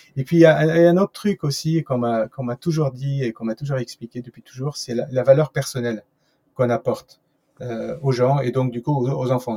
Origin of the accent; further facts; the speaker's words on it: France; je suis français